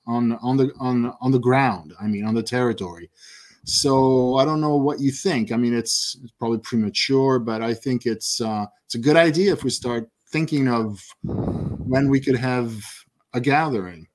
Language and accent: English; United States; moved away as an adult; now in Italy; I was born in the States and lived there for twenty-five years, but I'm Italian anyway